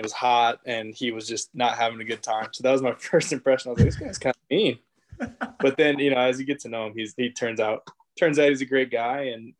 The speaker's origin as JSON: {"language": "English", "town": "Davis", "region": "California", "country": "United States", "tie": "born or raised there"}